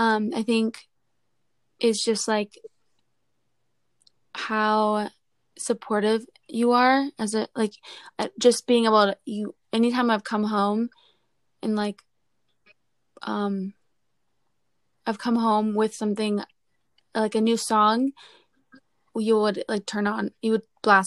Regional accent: Orlando, Florida, United States; also born or lived in Virginia, United States; I'm from Orlando, Florida. I was born in Virginia, and then I moved to Orlando when I was 4. I grew up in Orlando with my family.

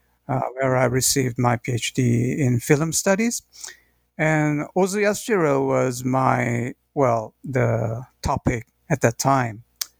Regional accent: South Korea; moved away as an adult; also born or lived in United Kingdom / United States; now in Nagoya, Japan; I'm originally from South Korea, but now I'm working in Nagoya University in Japan. I've been researching here since 2013, so about more than 7 years now.

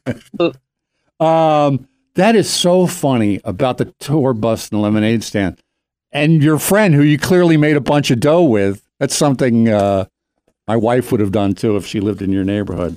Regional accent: Doylestown, Pennsylvania, United States; I grew up in Doylestown, Pennsylvania

